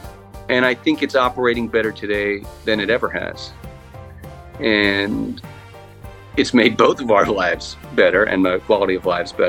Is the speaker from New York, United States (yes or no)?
yes; Plainview, New York, United States; I grew up on Long Island in a town called Plainview, which is kind of the easternmost part of Nassau County, before you get to Suffolk County.